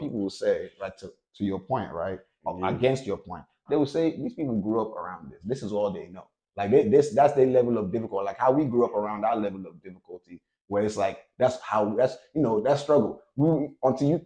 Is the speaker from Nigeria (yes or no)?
yes; Nigeria; I'm Nigerian